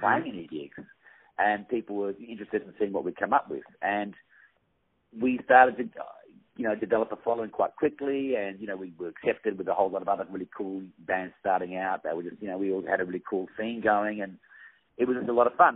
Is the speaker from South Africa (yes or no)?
no; Perth, Western Australia, Australia; I come from Perth, which is a very remote city, and I'm sitting there right now actually